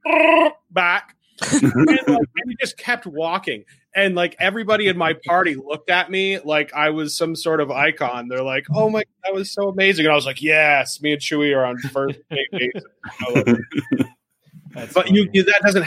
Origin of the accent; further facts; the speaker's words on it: Vermont, United States; I come from Vermont, which is almost in Canada